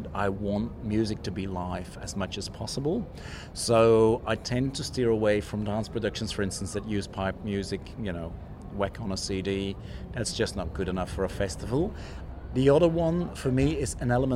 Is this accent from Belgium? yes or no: yes; Flanders, Belgium; English is a second language; moved away as an adult; now in Sydney, Australia; I'm originally from Flanders, as you might hear, and we live in Flanders Fields.